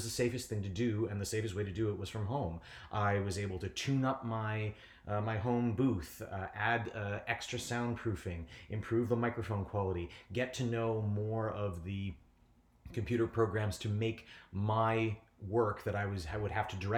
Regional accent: Niagara Falls, Ontario, Canada; Well, I was born and raised in Niagara Falls. I'm generally the only person anyone's ever met from Niagara Falls. They always say, oh, that's interesting. I'm from a little village called Chippewa.

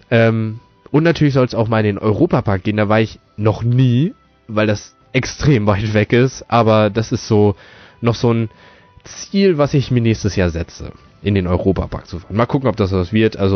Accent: Fürstenau, Lower Saxony, Germany; ich komme aus Fürstenau, das ist eine kleine Stadt in der Nähe von Osnabrück, also in Niedersachsen

